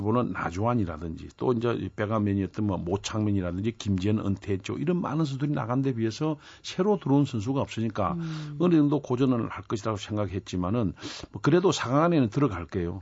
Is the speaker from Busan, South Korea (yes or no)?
yes; Busan, South Korea; 저도 부산 출신입니다만